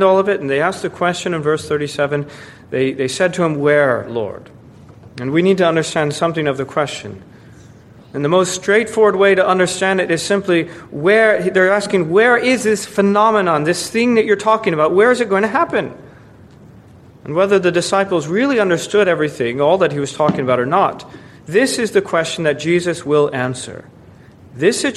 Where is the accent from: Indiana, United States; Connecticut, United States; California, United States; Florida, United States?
Florida, United States; moved away; warmer climates like where I grew up in Florida